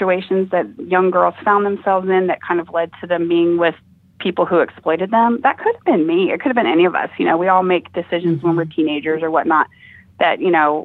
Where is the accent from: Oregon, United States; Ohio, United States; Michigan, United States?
Ohio, United States; this is my home state